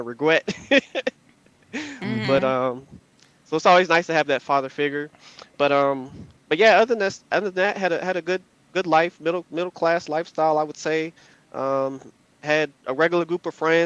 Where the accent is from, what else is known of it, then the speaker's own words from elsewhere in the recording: Virginia, United States; also born or lived in North Carolina; I was born in North Carolina, raised in Virginia, close to the D.C. area